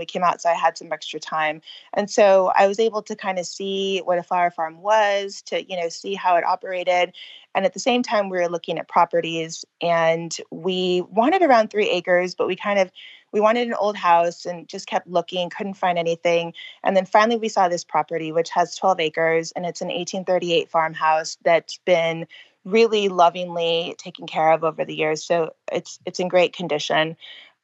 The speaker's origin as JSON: {"language": "English", "region": "California", "country": "United States", "tie": "born or raised there", "moved": "as an adult", "said": "I was born and raised in California"}